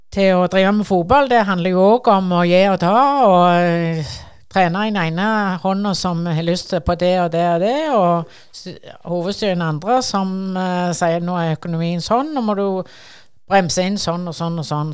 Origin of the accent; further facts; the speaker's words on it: Sandnes, Rogaland, Norway; Jeg kommer jo fra Ngara fra Stangeland, eh, som er grense til Sandnes kommune